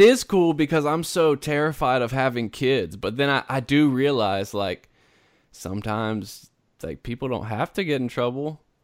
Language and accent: English; South Carolina, United States; moved away; originally I'm from South Carolina.